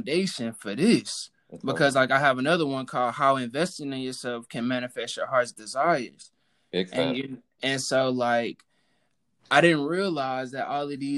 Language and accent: English; Houston, Texas, United States; I'm from Texas, so I grew up in the church